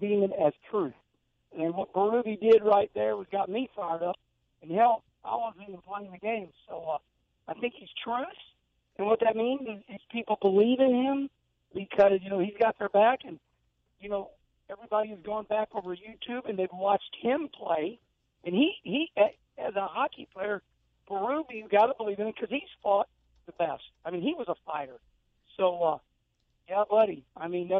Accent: St. Louis, Missouri, United States; now in Charlotte, United States; growing up in St. Louis around Arnold

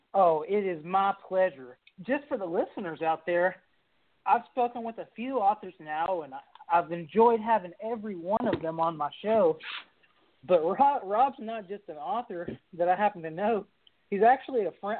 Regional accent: Kentucky, United States; I'm an author from Kentucky

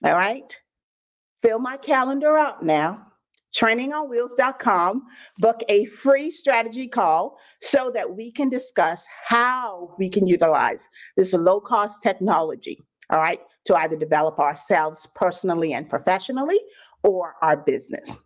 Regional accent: Bahamas; I'm originally from the Bahamas. I don't know if I have any Bahamians on the line, but 242 in the building.

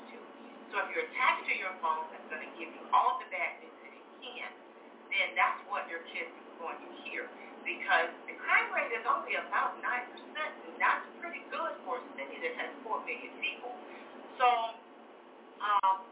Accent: Little Rock, Arkansas, United States; moved away; also born or lived in Grand Forks; I was born in Little Rock, Arkansas

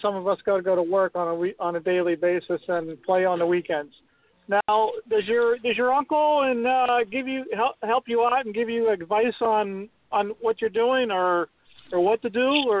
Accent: Illinois, United States; I'm from Illinois

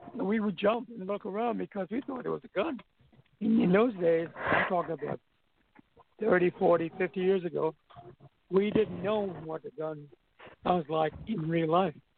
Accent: U.S. Virgin Islands; moved away; also born or lived in New York; I'm Santonian.

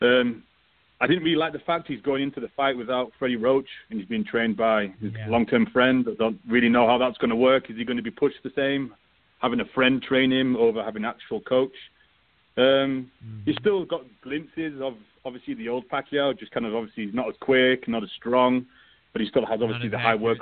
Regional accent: United Kingdom; me being British

